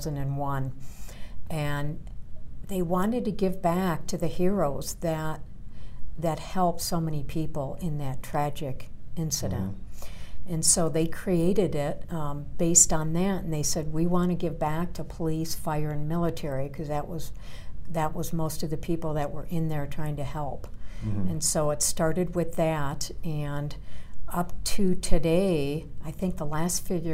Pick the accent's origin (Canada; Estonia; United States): United States; Chicago, Illinois; now in Colorado, United States; I'm originally from Chicago, but I moved to Colorado in 1978. So I've been here many years.